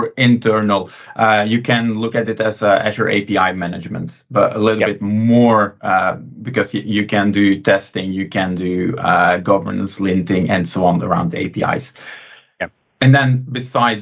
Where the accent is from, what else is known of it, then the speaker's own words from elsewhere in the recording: Belgium; also born or lived in Antwerp; from Belgium, living near Antwerp.